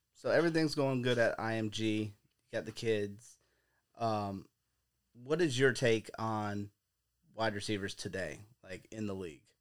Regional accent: Bradenton, Florida, United States; We're from Bradenton.

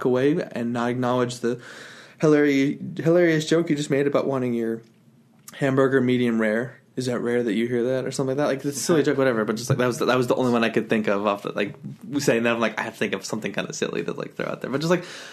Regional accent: Utah, United States; moved away; I moved out of Utah, because I grew up in Utah.

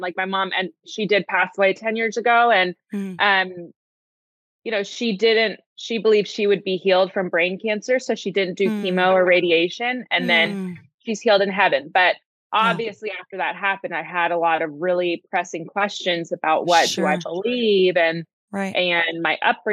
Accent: Princeton, New Jersey, United States; moved away as an adult; also born or lived in Los Angeles, California / Santa Barbara, California; raised in Princeton, New Jersey.

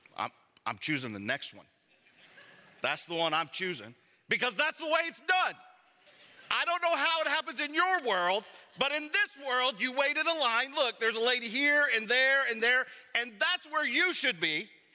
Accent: Savannah, Georgia, United States; I'm from Savannah, Georgia

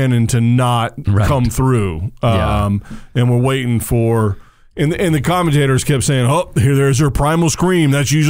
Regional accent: United States; as an American

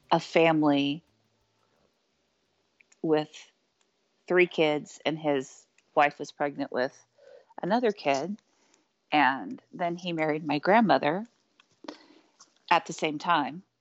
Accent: Spring Hill, Kansas, United States; In Spring Hill, Kansas.

